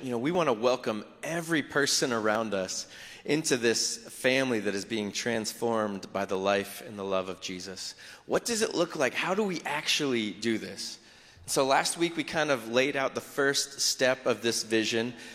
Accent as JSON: {"language": "English", "region": "South Florida", "country": "United States", "tie": "born or raised there", "said": "I grew up in South Florida."}